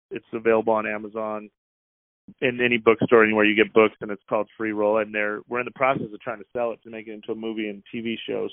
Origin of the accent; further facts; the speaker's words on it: Wyoming, United States; moved away; also born or lived in Las Vegas; I grew up in Wyoming, and my dad was in prison the whole time I was a kid